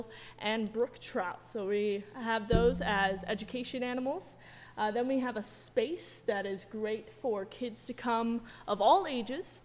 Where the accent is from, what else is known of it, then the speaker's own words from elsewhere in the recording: central New York, United States; I am a New York native. I come from central New York.